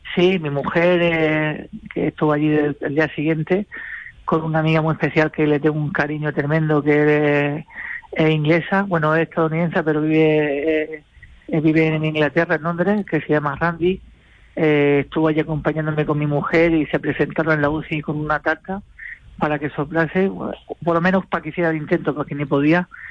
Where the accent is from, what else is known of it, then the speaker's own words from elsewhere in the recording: Murcia, Region of Murcia, Spain; vamos a tocar en mi tierra